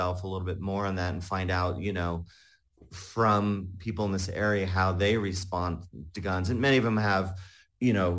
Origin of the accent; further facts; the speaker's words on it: Salinas Valley, California, United States; moved away; also born or lived in Utah; I grew up mainly in California in a rural community there in the Salinas Valley